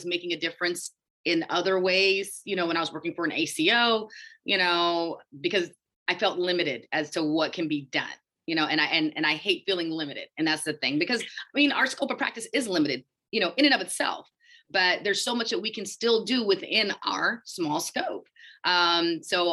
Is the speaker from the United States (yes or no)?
yes; Houston, Texas, United States; moved away as an adult; also born or lived in Connecticut / Michigan / Illinois; I'm originally from Houston, Texas, and that's where I'm practicing right now.